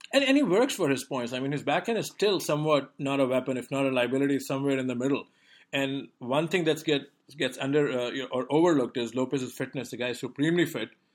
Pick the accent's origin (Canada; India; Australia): India; moved away; growing up in India